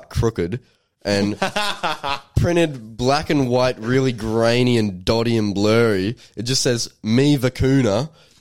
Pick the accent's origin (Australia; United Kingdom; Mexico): Australia; I'm Australian